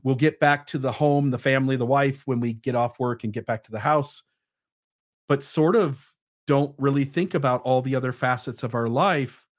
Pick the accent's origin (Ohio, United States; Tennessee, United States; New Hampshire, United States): Ohio, United States; I went to the mall in my hometown